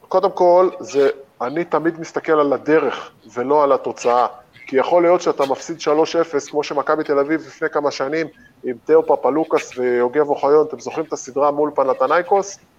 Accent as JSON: {"language": "Hebrew", "country": "Israel", "said": "בתור ישראלי ששיחק במכבי תל אביב שבע שנים"}